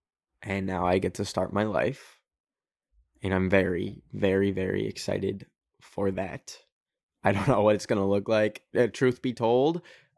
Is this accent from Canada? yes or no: yes; Canada; I don't want to be one of y'all. I'm a Canadian, baby.